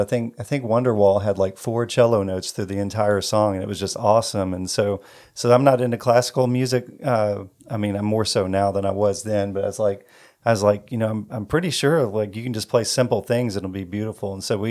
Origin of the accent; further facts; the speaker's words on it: Elizabethtown, United States; So yeah, we're from Elizabethtown, born and raised here.